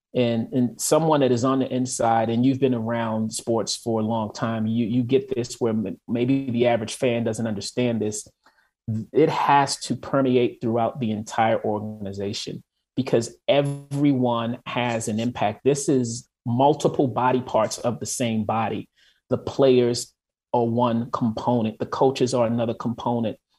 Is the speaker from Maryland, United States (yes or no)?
yes; Baltimore, Maryland, United States; moved away as an adult; also born or lived in Atlanta / Washington, D.C. / New York / Los Angeles; now in Minneapolis, United States; originally I am from Baltimore. I grew up in Baltimore